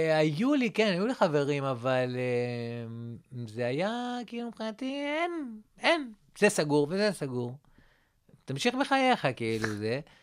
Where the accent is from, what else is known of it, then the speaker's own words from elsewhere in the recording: Rehovot, Central District, Israel; מאיפה אתה? אה, אמרתי לו, רחובות